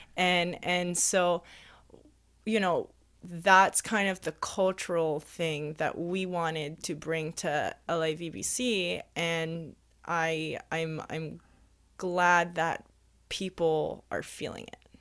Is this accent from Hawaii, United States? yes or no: yes; Hawaii, United States; first language Hawaiian; English is a second language; moved away; growing up in Hawaii and growing up very immersive in Hawaiian culture, first language was Hawaiian